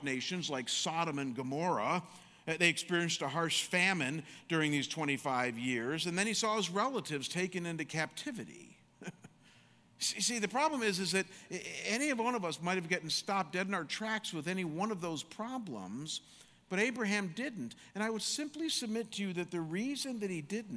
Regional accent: Chagrin Falls, Ohio, United States; also born or lived in Michigan; growing up in Chagrin Falls, everybody and their brother played basketball

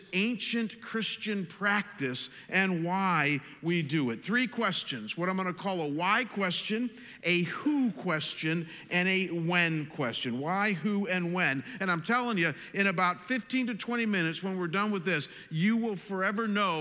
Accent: Chagrin Falls, Ohio, United States; my hometown of Chagrin Falls, Ohio

